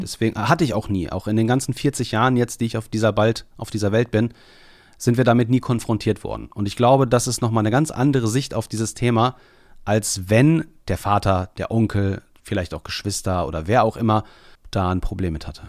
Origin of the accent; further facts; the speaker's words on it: Bielefeld, North Rhine-Westphalia, Germany; now in Leopoldshöhe, Germany; Also Bielefeld ist mein Geburtsort.